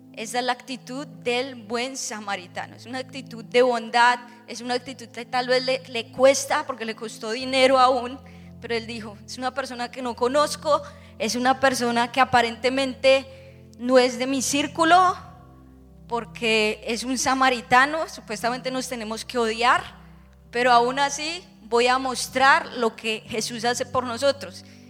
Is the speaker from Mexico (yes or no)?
no; Bogotá, Colombia; now in Orlando, United States; era hija de pastor, mi papá eh, tenía una iglesia muy grande, o tiene, en Bogotá